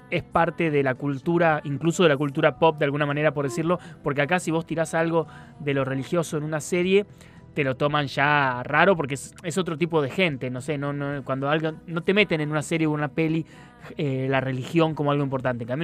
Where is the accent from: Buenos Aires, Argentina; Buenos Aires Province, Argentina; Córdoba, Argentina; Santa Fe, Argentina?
Córdoba, Argentina; Mina Clavero; Yo vengo de Mina Clavero.